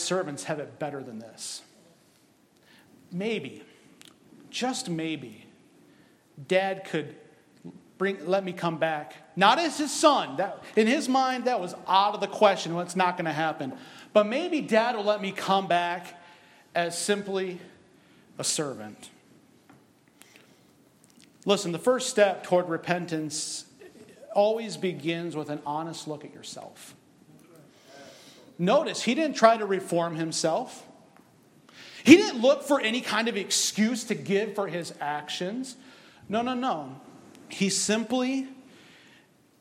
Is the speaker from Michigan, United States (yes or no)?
yes; Michigan, United States; I'm from Michigan.